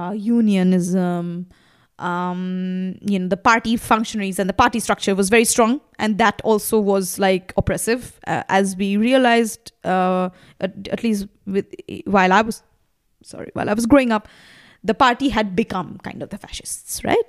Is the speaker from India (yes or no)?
yes; Kolkata, West Bengal, India; first language Bengali; English is a second language; moved away as an adult; also born or lived in Delhi; now in Berlin, Germany; I was growing up in Calcutta, which was basically a red city.